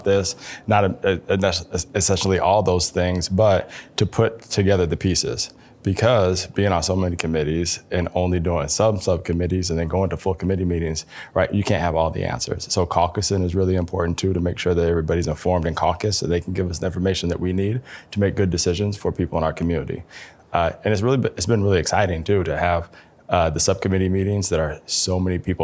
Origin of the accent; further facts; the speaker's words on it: Cedar Rapids, Iowa, United States; also born or lived in Seattle, Washington / Des Moines, Iowa; I was born in Cedar Rapids, grew up between Cedar Rapids and Seattle, ended up getting to Des Moines for Drake University